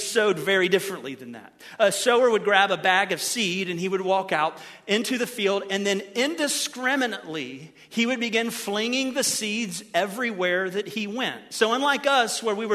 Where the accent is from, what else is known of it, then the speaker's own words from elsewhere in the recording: Ohio, United States; Since I'm from Ohio